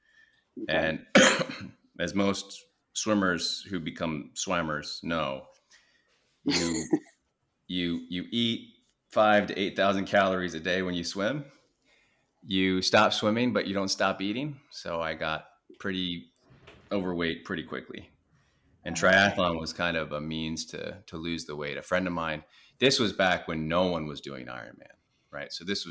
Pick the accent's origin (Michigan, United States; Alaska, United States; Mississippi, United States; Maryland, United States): Alaska, United States; born there; also born or lived in New Jersey / California; So I was born in Alaska. And then we just kind of moved around the country following his career development. So we moved from Alaska to New Jersey to California, up and down the coast of California, back to Alaska.